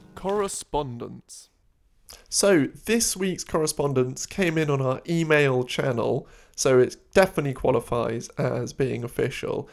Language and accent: English; London, United Kingdom; I grew up in London, we'd have like football birthday party